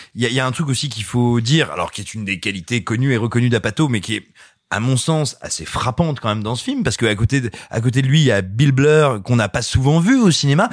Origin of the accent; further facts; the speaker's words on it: Clermont-Ferrand, Auvergne-Rhône-Alpes, France; J'ai grandi à Clermont-Ferrand